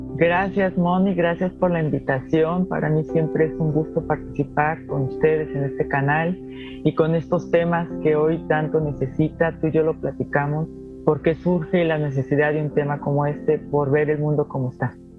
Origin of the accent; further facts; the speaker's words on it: Guanajuato, Mexico; yo soy mexicana